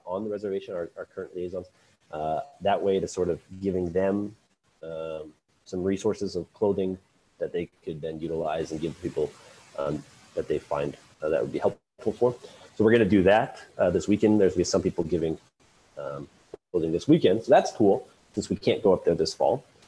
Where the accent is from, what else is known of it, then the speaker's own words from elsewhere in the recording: Lincoln, Nebraska, United States; I am born and raised in Lincoln, Nebraska